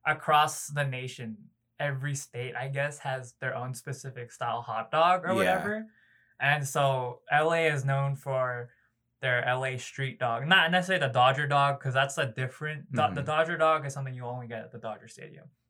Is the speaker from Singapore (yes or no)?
no; Philippines; also born or lived in Los Angeles, California, United States; now in Tennessee, United States; I actually call the Philippines where I grew up over there, I actually call that place home